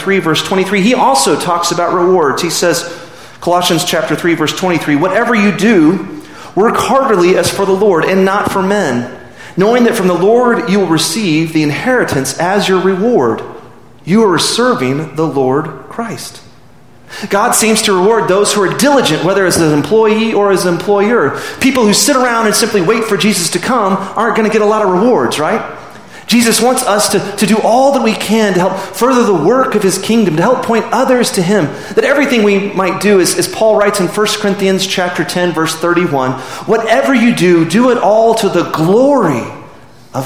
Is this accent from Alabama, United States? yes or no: no; Midland, Texas, United States; I'm from Midland. I went to Midland Lee